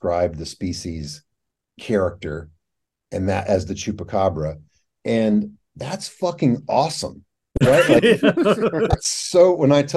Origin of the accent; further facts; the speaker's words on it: Cave City, Kentucky, United States; now in Louisville, United States; I grew up near Cave City where Mammoth Cave is